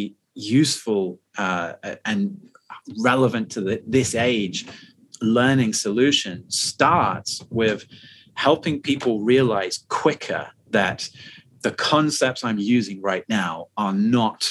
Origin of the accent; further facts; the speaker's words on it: United Kingdom; moved away as an adult; now in Shanghai, China; for me as a Brit, when I first moved to China